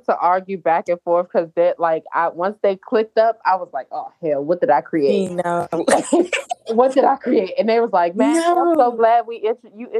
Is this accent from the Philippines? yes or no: no; Jamaica; I'm a Jamaican girl